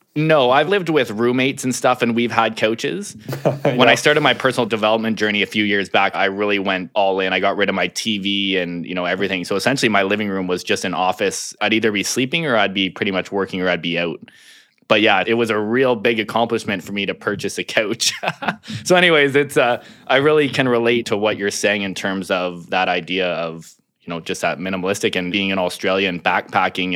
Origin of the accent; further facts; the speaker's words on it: Ontario, Canada; also born or lived in Grand Bend, Ontario; now in Burnaby, Canada; originally from Ontario